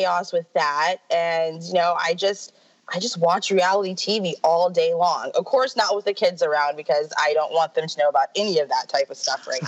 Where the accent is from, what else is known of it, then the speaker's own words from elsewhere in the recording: Houston, Texas, United States; now in Plymouth, United States; I'm from Houston